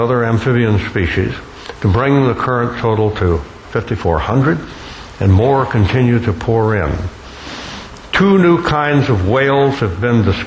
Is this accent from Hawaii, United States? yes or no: no; Gulf Coast of Alabama, United States; also born or lived in Florida; growing up on the Gulf Coast of Alabama and the Florida Peninsula.